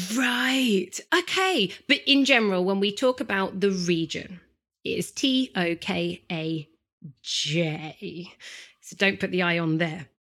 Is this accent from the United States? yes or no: no; England, United Kingdom; I'm such an English gal